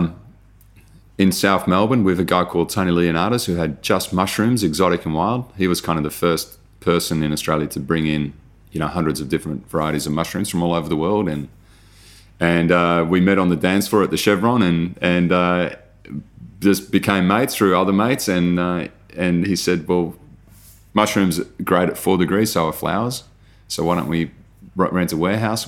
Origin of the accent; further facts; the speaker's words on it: Netherlands; moved away; I grew up in Holland